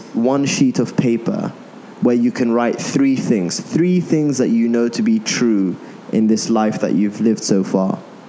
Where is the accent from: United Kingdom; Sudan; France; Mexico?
Sudan; I am from Sudan